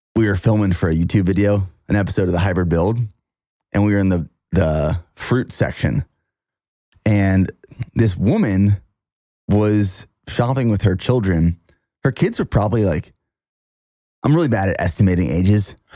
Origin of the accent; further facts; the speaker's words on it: near Harrisburg, Pennsylvania, United States; moved away; downtown Harrisburg, which is about 25 minutes from my hometown